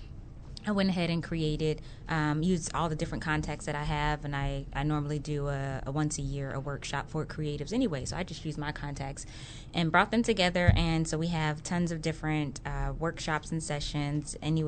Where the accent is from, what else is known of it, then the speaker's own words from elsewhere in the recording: Brooklyn, New York, United States; moved away; also born or lived in Los Angeles; I'm originally from Brooklyn, New York, but we moved to LA, and then I began my training there.